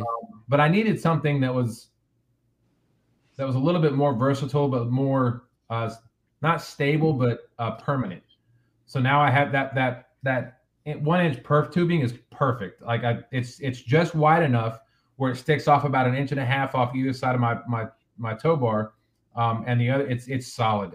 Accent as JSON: {"language": "English", "country": "United States", "also_born_or_lived": "Central Virginia", "moved": "yes", "lives_now": "Virginia, United States", "said": "I'm originally from Kansas, Colorado, flat flat plains area"}